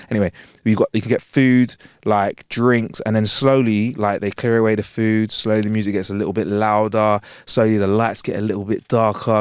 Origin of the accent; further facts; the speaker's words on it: London, United Kingdom; "Where are you from?" We're like, "London."